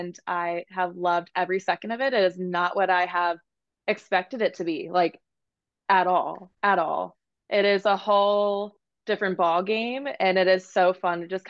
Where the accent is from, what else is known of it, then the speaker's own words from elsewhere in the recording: Maryland, United States; moved away as an adult; now in San Diego, United States; I live in San Diego, California, but I'm from Maryland.